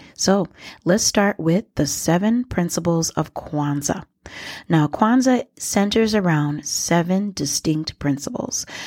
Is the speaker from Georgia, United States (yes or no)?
no; Minnesota, United States; also born or lived in Liberia; growing up in Minnesota